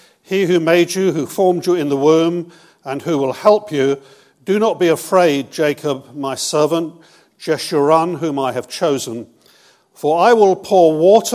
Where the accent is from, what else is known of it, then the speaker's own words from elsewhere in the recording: Bournemouth, South West England, United Kingdom; also born or lived in Brighton; I'm from Bournemouth. I was 24 years in Brighton with Terry Virgo